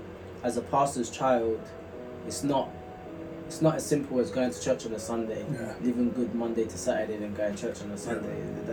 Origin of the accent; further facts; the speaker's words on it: London, United Kingdom; I grew up not too far from there, actually. I grew up in South Norwood, like primary school, South Norwood. I went to a Croydon school.